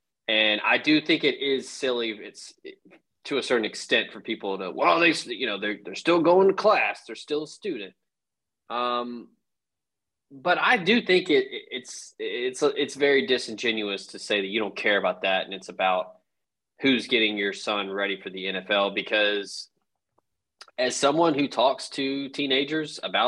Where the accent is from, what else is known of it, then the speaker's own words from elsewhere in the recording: Washington, District of Columbia, United States; So, as someone who is, you know, born and raised in the District of Columbia, a little bit of a culture shock to go down to Oxford, Mississippi.